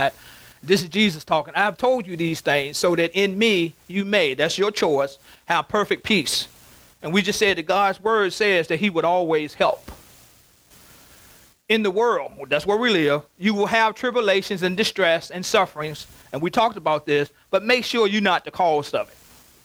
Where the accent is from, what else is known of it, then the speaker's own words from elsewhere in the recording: Covington, United States; now in Richmond; Our home place where I grew up in Covington